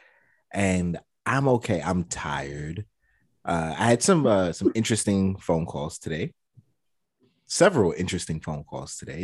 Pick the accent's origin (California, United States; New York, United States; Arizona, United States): New York, United States; New York City; I'm from Brooklyn.